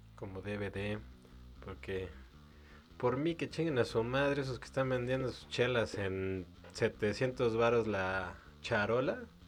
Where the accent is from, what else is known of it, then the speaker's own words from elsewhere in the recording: Mexico; Somos los mexicanos